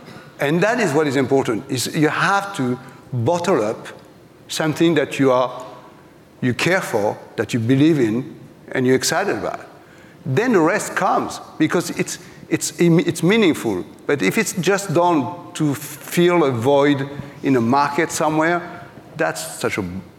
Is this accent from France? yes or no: yes; France; English is a second language; now in New York, United States; it was me, the French guy coming from New York, who having a culture shock in my hometown 36 years later.